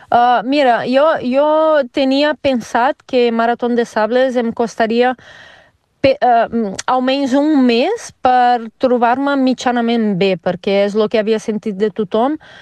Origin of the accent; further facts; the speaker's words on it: Rio de Janeiro, Brazil; Catalan is a second language; moved away as an adult; now in Mollet del Vallès, Spain; jo sóc de Rio uh, i a Rio tenia una vida bastant diferent de la vida que tinc aquí